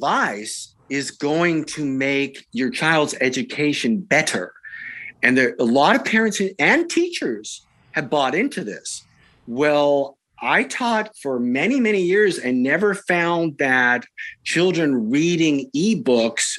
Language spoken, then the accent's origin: English; Silicon Valley, California, United States; I'm from Silicon Valley. I was born and raised here.